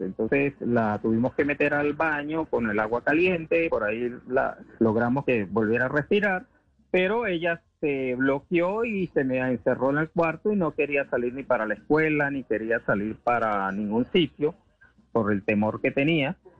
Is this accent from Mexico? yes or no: no; Venezuela; somos muchos los venezolanos